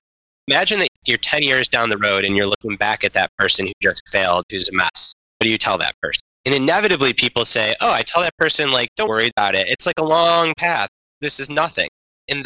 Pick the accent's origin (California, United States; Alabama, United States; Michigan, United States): Michigan, United States; Detroit; my hometown Detroit Lions